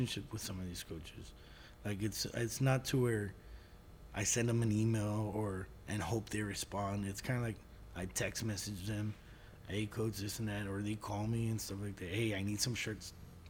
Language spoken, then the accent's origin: English; La Azteca, Texas, United States; also born or lived in San Antonio; we grew up in La Azteca.